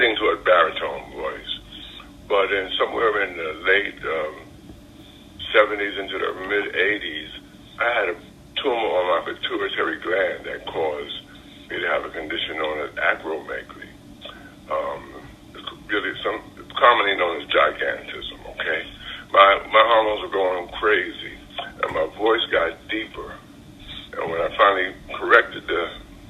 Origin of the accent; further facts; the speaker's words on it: New York City, New York, United States; now in South Carolina, United States; I grew up in Brooklyn. And Brooklyn, New York, at the time I was growing up